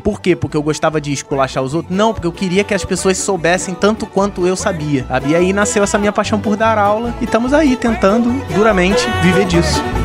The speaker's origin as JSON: {"language": "Portuguese", "region": "Rio de Janeiro", "country": "Brazil", "said": "Eu sou aqui do Rio de Janeiro"}